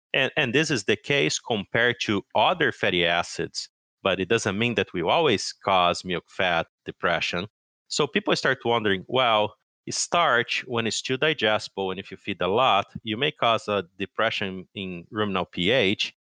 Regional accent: São Paulo, Brazil; moved away as an adult; now in Madison, United States; I'm actually originally from Brazil, uh, I grew up in, uh, São Paulo State

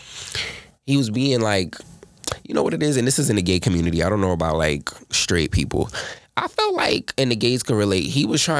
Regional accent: New York City, New York, United States; moved away as an adult; now in Atlanta, United States; I'm not from Atlanta. I'm from Harlem, New York City to be exact

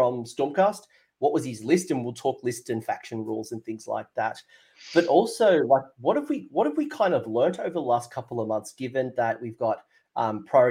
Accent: Australia; me as an Australian

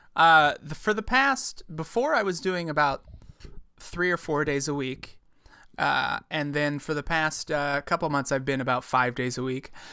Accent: Northwest Ohio, United States; moved away as an adult; also born or lived in Cincinnati, Ohio; now in Brooklyn, United States; I'm from Ohio, Northwest Ohio originally.

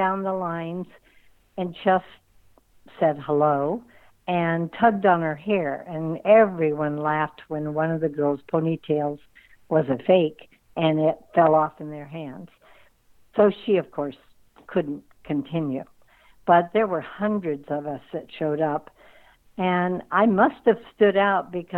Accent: Tustin, California, United States; I grew up in Tustin, and Anaheim was only like 10, 15 minutes away by car

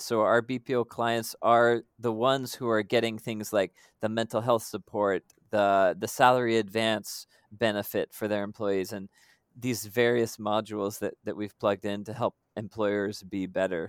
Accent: United States; moved away as an adult; now in Philippines; I'm American by background

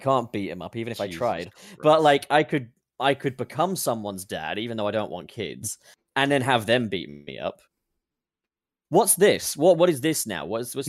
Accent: United Kingdom; I'm British and I'm not allowed to have Thanksgiving.

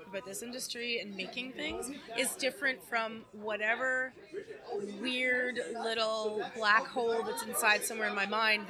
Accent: Toronto, Ontario, Canada; It's at Kingston Road and Warden, basically. And it was around the corner from where I grew up on Hague.

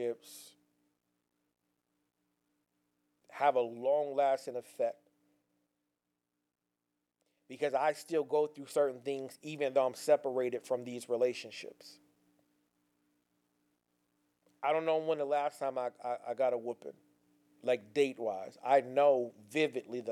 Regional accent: Pasadena, California, United States; moved away; also born or lived in Gardena, California; I was born in Gardena, but I was raised in Pasadena

